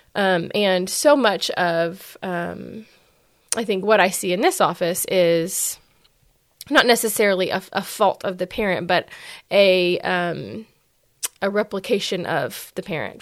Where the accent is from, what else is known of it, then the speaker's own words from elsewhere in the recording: West Texas, United States; moved away; also born or lived in Dallas, Texas; I'm from West Texas